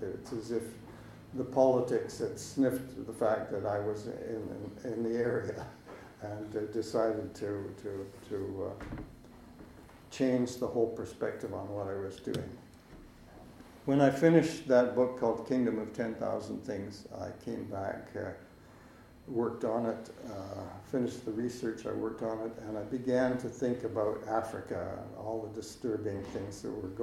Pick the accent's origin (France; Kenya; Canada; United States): Canada; West Coast, British Columbia; also born or lived in Montreal; growing up on the West Coast